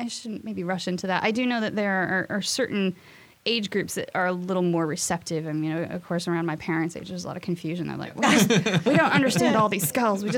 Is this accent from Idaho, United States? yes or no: yes; Boise, Idaho, United States; moved away; I am from Boise, Idaho